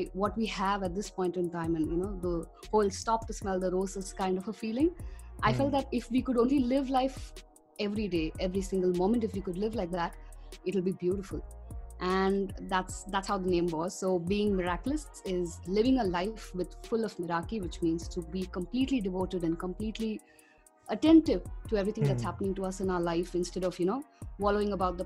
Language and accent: English; Chennai, Tamil Nadu, India; moved away as an adult; now in Mumbai, India; I'm born and brought up in Chennai, and I'm currently based out of Bombay.